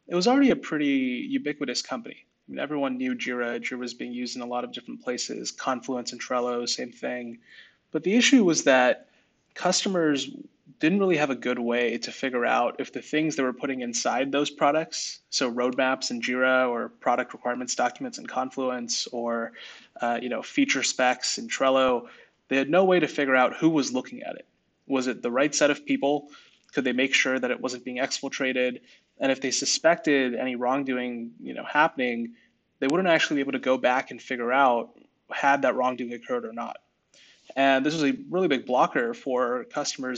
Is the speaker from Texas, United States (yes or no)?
no; Bay Area, California, United States; I grew up in the Bay Area.